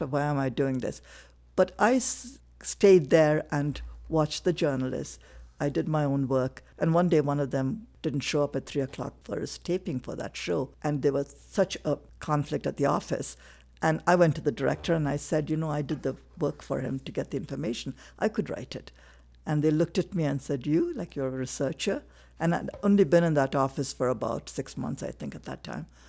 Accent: Chennai, Tamil Nadu, India; moved away as an adult; also born or lived in Singapore; now in Casper, United States; I was born in Madras to a Indian Christian family

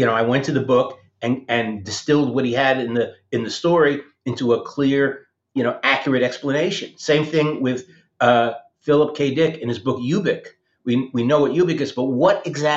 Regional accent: New Jersey, United States; I grew up in New Jersey next to the USS Ling, which was a World War II submarine in the Hackensack River.

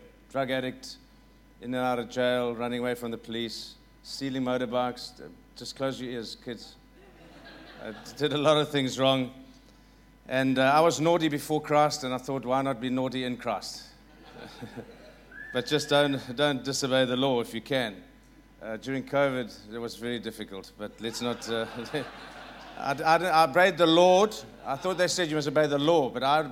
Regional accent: South Africa; I'm going to try my best as a South African

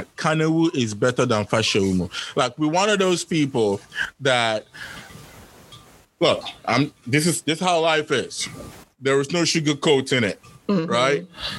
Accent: El Paso, Texas, United States; But anyway, so growing up in El Paso, so my experience was, I knew that part of the reason why I didn't have many friends

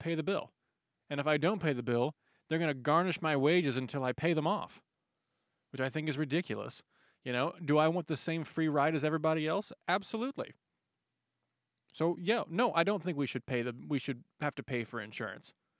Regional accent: United States; also born or lived in Dallas, Texas; us as American citizens

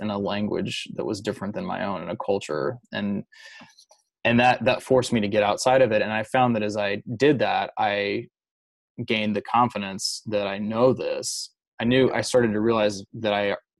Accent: Louisiana, United States; I grew up in Louisiana mostly

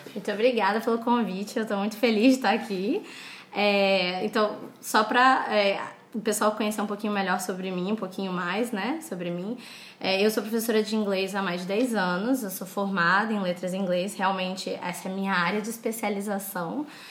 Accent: Brazil

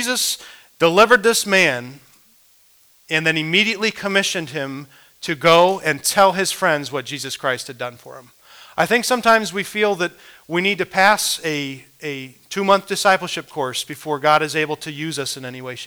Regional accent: Midwest, United States; as a young man growing up in the Midwest

